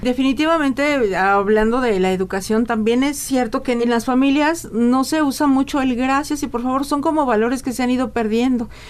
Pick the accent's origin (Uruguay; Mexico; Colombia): Mexico; la calidad de vida que tenemos como mexicanos